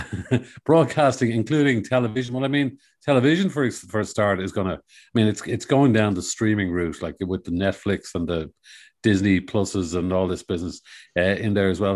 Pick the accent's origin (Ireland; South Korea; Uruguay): Ireland; Dublin, Leinster; I was born in Dublin in a, a long, long time ago